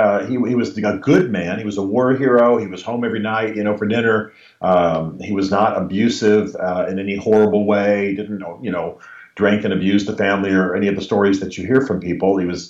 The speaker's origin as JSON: {"language": "English", "region": "Berlin", "country": "Germany", "tie": "born or raised there", "also_born_or_lived": "Europe", "said": "I grew up largely in Europe. My father was an army officer and a military intelligence officer. So my most formative years were in Germany during the Cold War and in Berlin, particularly during the Cold War."}